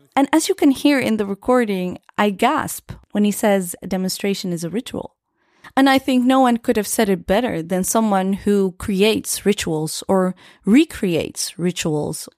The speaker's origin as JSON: {"language": "English", "country": "Netherlands", "tie": "born or raised there", "said": "born and raised in the Netherlands"}